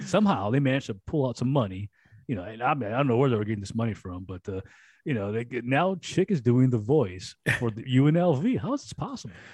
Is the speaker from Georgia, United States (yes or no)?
no; Los Angeles, California, United States